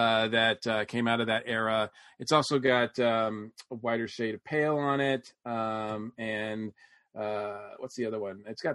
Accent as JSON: {"language": "English", "region": "Northern Massachusetts", "country": "United States", "tie": "born or raised there", "said": "as a white boy growing up in Northern Massachusetts"}